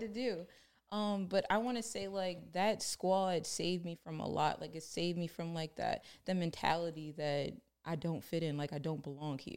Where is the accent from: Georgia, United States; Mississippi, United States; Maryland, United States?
Maryland, United States; Baltimore; I grew up in Baltimore